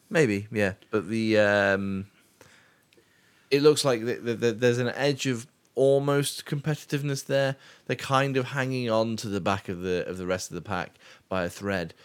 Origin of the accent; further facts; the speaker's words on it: United Kingdom; I'm British